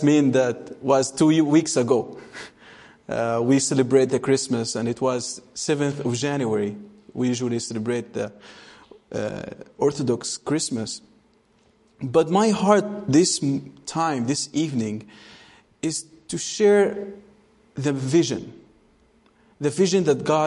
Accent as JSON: {"language": "English", "region": "Gaza Strip", "country": "Palestine", "tie": "born or raised there", "also_born_or_lived": "Bethlehem", "said": "when I grew up in Gaza Strip, you live in a place where you hear lots of bombs"}